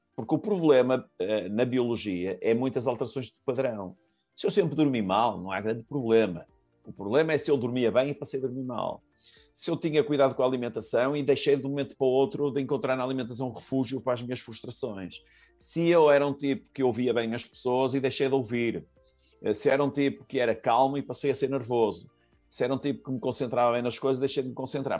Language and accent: Portuguese; Porto, Norte, Portugal; eu sou do Porto